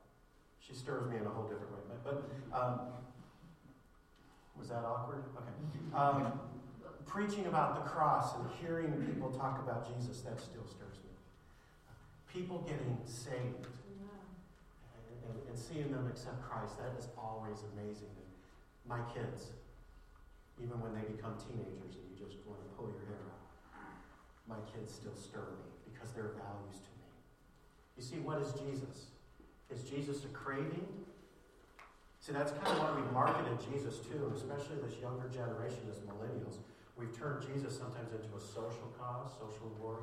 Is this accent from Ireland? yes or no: yes; Ireland; As an Irishman